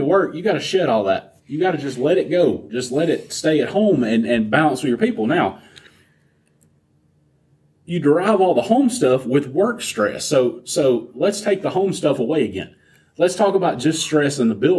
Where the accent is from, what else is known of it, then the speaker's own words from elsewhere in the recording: the South, United States; I'm Southern